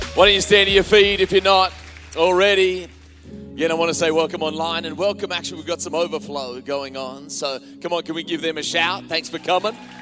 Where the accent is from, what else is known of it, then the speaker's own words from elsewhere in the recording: Australia; now in United States; as an Australian coming to America